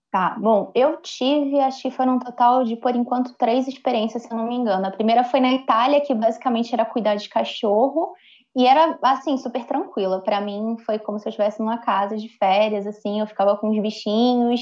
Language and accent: Portuguese; Brazil; Eu, sendo brasileira